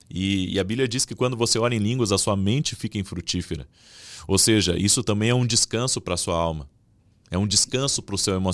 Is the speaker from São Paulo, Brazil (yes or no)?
no; Rio Grande do Sul, Brazil; Nós estávamos em poucas pessoas ali, era uma igreja pequena, eu vim do interior do Rio Grande do Sul.